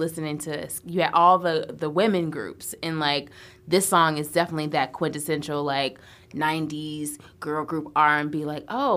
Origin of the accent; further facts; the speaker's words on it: Houston, Texas, United States; moved away; also born or lived in Chicago; I was born in Houston. So grew up there, moved to Chicago